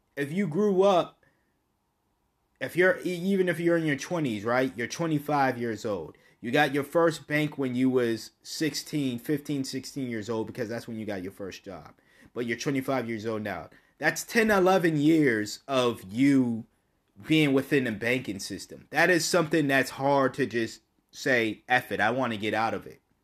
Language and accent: English; United States; me speaking as an American